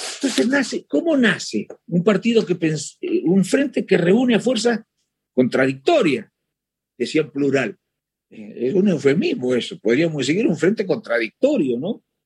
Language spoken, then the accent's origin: Spanish; Chascomús, Buenos Aires Province, Argentina; Yo soy, de Chascomús